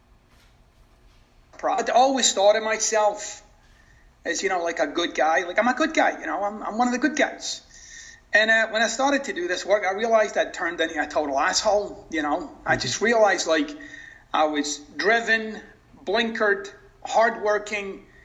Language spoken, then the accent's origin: English; Scotland, United Kingdom; now in Florida, United States; I'm originally from Scotland.